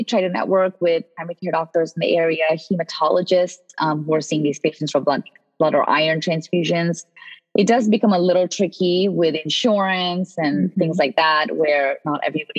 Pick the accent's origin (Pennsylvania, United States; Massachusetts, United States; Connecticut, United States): Connecticut, United States; also born or lived in India; You know, I grew up in the East Coast. When I immigrated from India at age 12, I moved to Connecticut, where my aunt was.